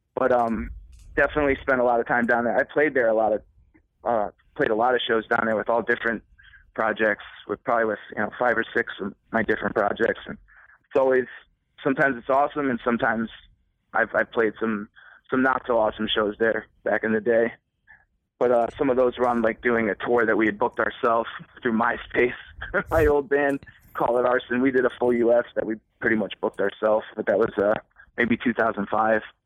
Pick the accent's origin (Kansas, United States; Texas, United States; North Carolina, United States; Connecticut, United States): Connecticut, United States; We're from Connecticut.